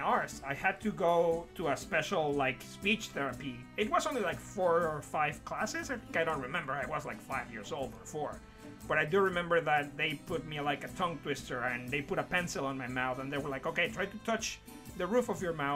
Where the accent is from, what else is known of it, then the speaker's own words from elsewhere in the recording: Mexico; first language Spanish; English is a second language; moved away as an adult; now in United Kingdom; I'm from Mexico.